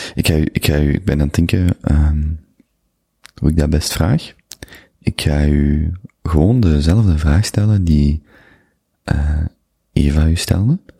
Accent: Limburg, Flanders, Belgium; moved away as an adult; also born or lived in Antwerp; Ik ben Limburger

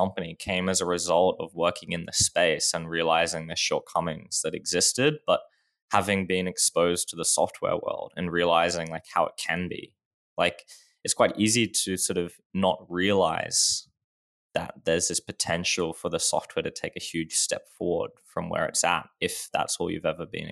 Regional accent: Australia; I guess always been in Australia

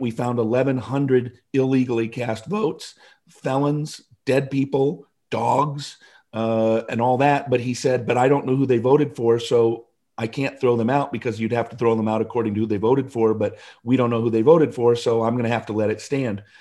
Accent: Seattle, Washington, United States; moved away as an adult; I grew up in the Seattle area, first fifty years of my life in Seattle.

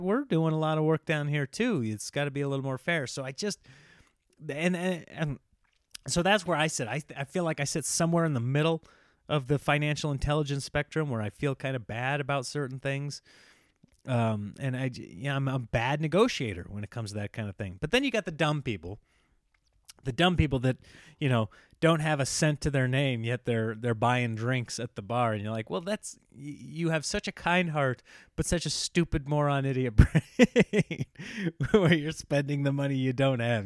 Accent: Midwest, United States; now in California, United States; I grew up here in the Midwest

